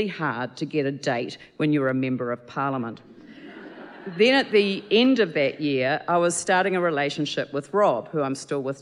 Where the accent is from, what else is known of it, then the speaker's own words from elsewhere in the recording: Christchurch, Canterbury, New Zealand; born and raised in Christchurch